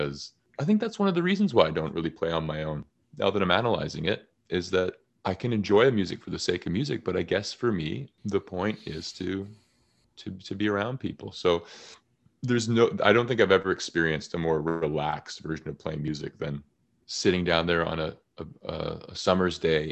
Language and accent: English; Canada; I'm very Canadian